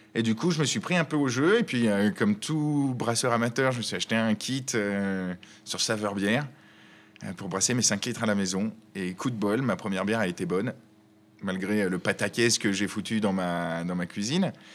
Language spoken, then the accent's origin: French; Chambéry, Auvergne-Rhône-Alpes, France; also born or lived in Paris; now in Lyon, France; Je suis originaire de Chambéry en Savoie et j'ai passé 12 ans dans notre belle capitale